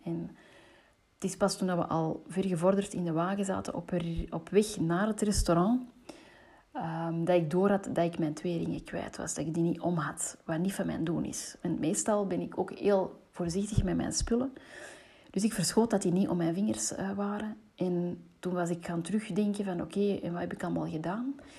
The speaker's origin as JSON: {"language": "Dutch", "town": "Antwerp", "region": "Flanders", "country": "Belgium", "tie": "born or raised there", "said": "ik ben opgegroeid in Antwerpen"}